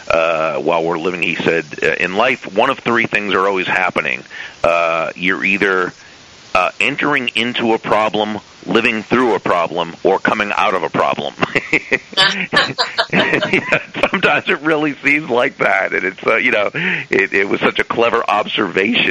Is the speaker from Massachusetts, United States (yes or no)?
yes; Massachusetts, United States; now in South Florida, United States; I grew up in Massachusetts, and you know, it's a great place, but it's cold